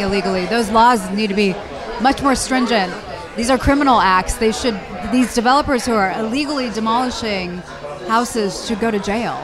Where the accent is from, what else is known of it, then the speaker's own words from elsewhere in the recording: Los Angeles, California, United States; We're from Los Angeles, natives and it's in our DNA.